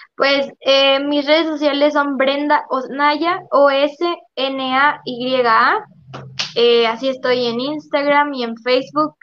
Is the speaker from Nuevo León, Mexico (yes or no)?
yes; Monterrey, Nuevo León, Mexico; yo soy originaria de Monterrey